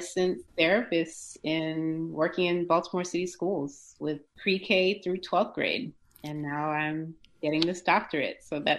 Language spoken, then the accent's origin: English; Japan; born there; also born or lived in United States / Zimbabwe / Switzerland; I was born in Japan, lived in the States for a little while, lived in Zimbabwe, which is where my family is from, lived in Switzerland for high school, part of middle school